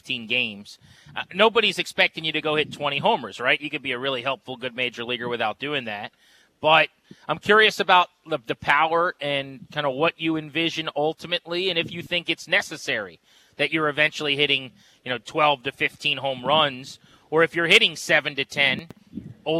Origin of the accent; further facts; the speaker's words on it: Fredericksburg, Virginia, United States; I'm from the Fredericksburg area